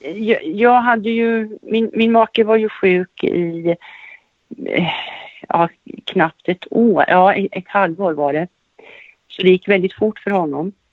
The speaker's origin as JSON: {"language": "Swedish", "town": "Västervik", "region": "Kalmar County", "country": "Sweden", "tie": "born or raised there", "also_born_or_lived": "Norrköping", "moved": "as an adult", "said": "jag är född och uppvuxen i Västervik och på senare år så flyttade jag till Norrköping och har bott i Norrköping cirka 15 år"}